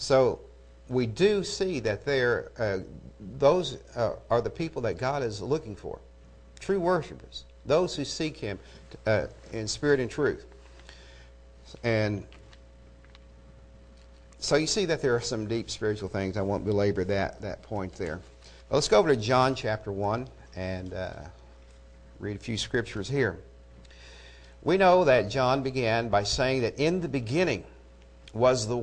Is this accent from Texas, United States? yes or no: no; Eufaula, Oklahoma, United States; I'm from Eufaula